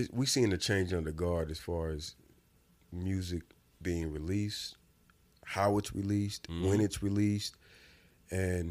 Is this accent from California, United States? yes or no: no; Indiana, United States; I'm from Indiana.